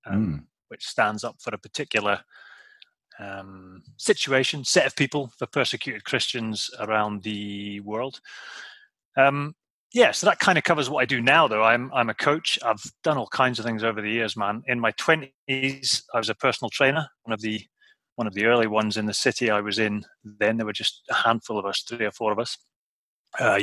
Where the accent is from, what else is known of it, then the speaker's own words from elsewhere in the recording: Shetland Islands, Scotland, United Kingdom; I was born and brought up in the Shetland Islands, a little island